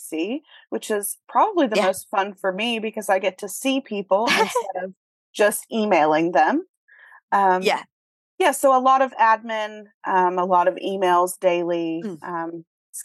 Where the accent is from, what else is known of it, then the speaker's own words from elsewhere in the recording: Atlanta, Georgia, United States; Born and raised in Atlanta